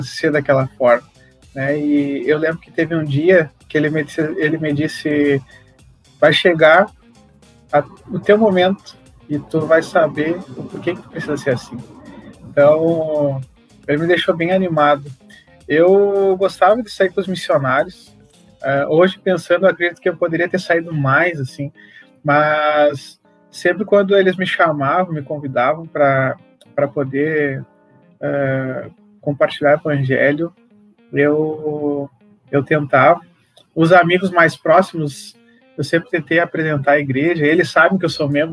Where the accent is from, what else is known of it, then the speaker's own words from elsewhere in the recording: São Borja, Rio Grande do Sul, Brazil; accent: southern (gaúcho); Lá em São Borja, que eu sou natural de São Borja